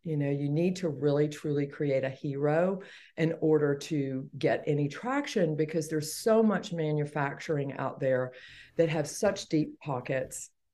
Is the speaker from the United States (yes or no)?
yes; Atlanta, Georgia, United States; born and raised in Atlanta, Georgia